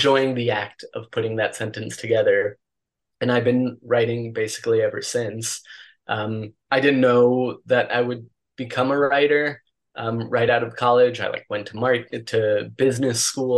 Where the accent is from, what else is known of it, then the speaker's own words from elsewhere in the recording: Mexico City, Mexico; I grew up in Mexico City, and I attended an international school